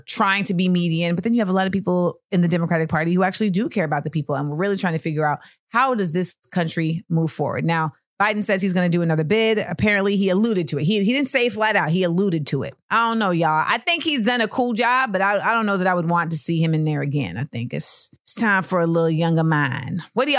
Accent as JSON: {"language": "English", "region": "Florida", "country": "United States", "tie": "born or raised there", "said": "I grew up in Florida."}